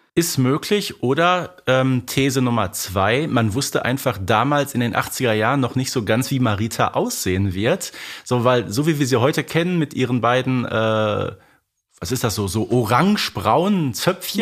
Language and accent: German; Herten, North Rhine-Westphalia, Germany; bei uns im Ruhrgebiet sagt man Glück auf